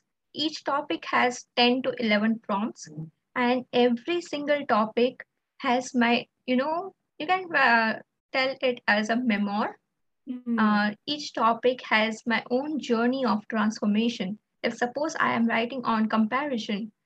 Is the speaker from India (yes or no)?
yes; India; I'm from India